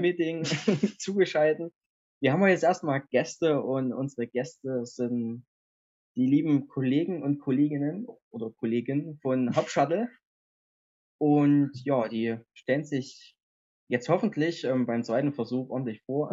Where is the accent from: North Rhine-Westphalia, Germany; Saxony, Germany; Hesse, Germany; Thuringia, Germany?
Saxony, Germany; Erzgebirge; moved away; ich komme ja aus dem Erzgebirge